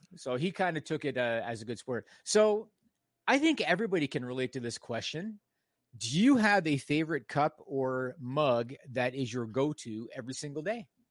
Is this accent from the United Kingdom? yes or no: no; Canada; I'm Canadian